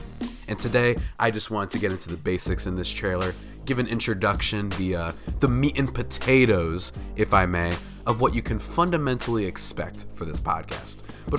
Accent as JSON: {"language": "English", "region": "New Jersey", "country": "United States", "said": "And also, I'm from New Jersey."}